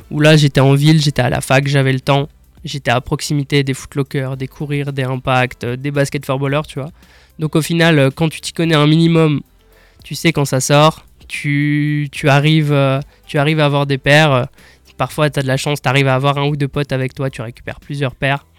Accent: Strasbourg, Grand Est, France; En fait, j'ai grandi à Strasbourg. J'ai toujours été à Strasbourg

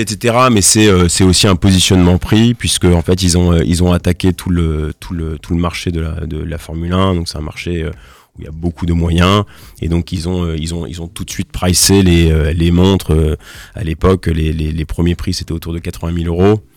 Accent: Nancy, Grand Est, France; also born or lived in Strasbourg; à Nancy, qui est ma ville natale

